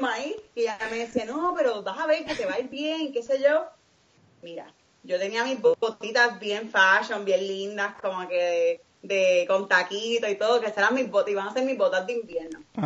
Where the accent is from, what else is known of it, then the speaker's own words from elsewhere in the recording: Guaynabo, Puerto Rico; moved away as an adult; also born or lived in Iowa / Alabama; now in Missouri, United States; yo también soy de Guaynabo